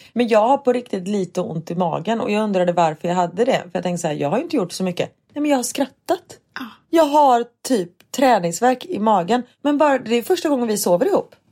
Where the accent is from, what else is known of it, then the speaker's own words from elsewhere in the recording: Gothenburg, Västra Götaland, Sweden; moved away as an adult; jag bodde här fram tills jag var 20